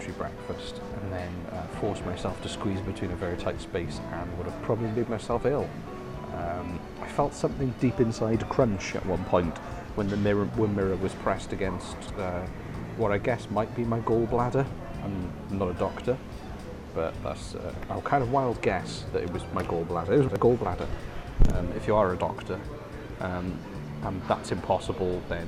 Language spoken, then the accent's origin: English; Wales, United Kingdom; I come from Wales.